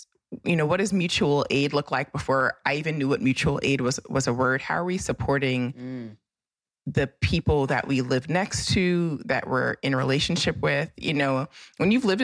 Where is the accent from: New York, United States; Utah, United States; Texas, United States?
New York, United States; New York City; I grew up in Brooklyn. My mother's from Brooklyn. I grew up in a house where literally four generations of my family have lived in Brooklyn on this particular street.